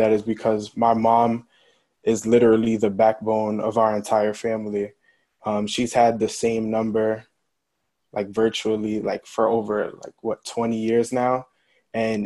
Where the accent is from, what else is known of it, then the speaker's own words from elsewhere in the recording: New York City, New York, United States; moved away as an adult; also born or lived in Hartford, Connecticut; growing up in the Bronx